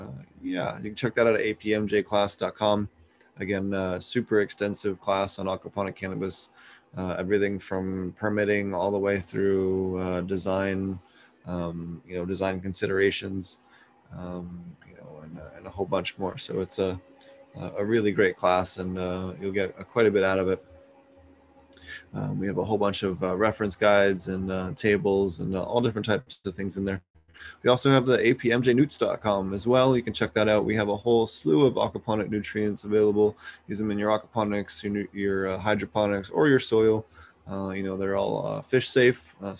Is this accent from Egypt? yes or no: no; East Coast, United States; If you guys don't know, I'm from the East Coast, so it was really cool to have a fellow East Coaster on the show.